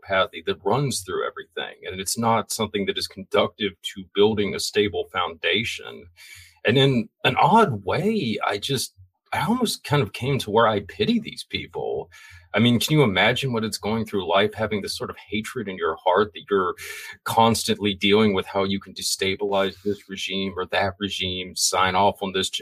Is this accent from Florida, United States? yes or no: yes; Florida, United States; I'm from Florida